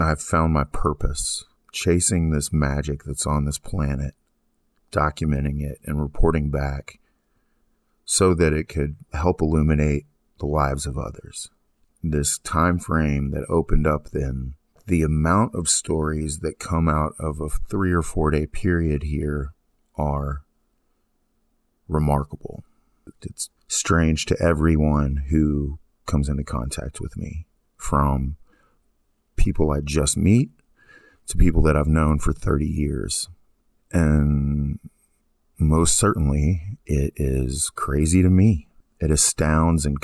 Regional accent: East Texas, United States; also born or lived in Abilene, Texas; I had come back to my hometown in East Texas

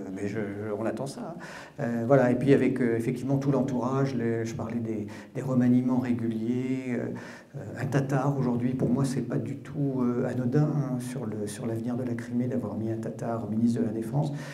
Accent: Brittany, France; also born or lived in Paris; en tant que breton qui suis euh, ni ukrainien ni russe

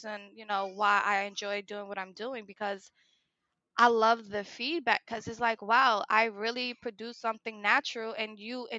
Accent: Newark, New Jersey, United States; I come from Newark, New Jersey

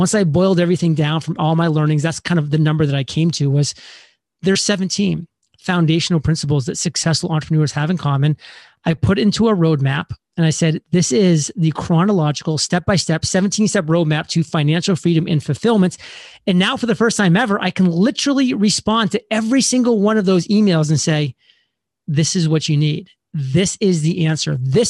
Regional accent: Alfred, Maine, United States; I was born and raised in the state of Maine in a very small town in southern Maine, specifically called Alfred.

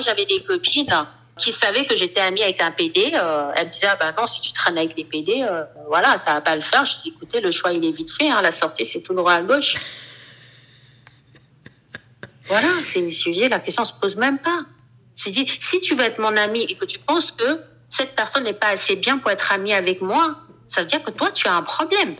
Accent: Cameroon; now in Paris, France; J'habite à Paris. Je suis camerounaise

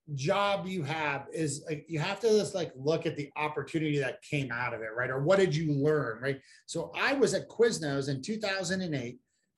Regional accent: Columbia, Maryland, United States; I used to work at making cheese steaks at the Columbia Mall in Columbia, Maryland, where I grew up.

